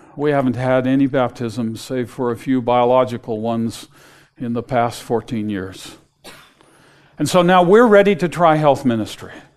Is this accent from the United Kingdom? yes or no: no; West Coast, United States; I grew up on the West Coast, not on the ocean.